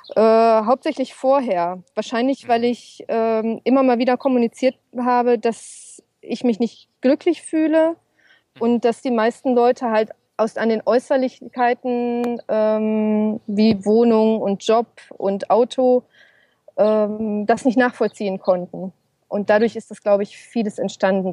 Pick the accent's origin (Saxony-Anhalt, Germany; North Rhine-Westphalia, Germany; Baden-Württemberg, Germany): North Rhine-Westphalia, Germany; Ruhr area; moved away as an adult; also born or lived in Essen; ist natürlich mein Zuhause, meine Heimat